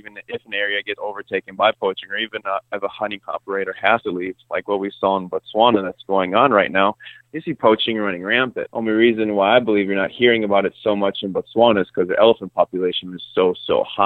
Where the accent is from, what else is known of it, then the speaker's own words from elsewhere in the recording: Chicago, Illinois, United States; moved away as an adult; now in San Antonio, United States; I grew up in Chicago.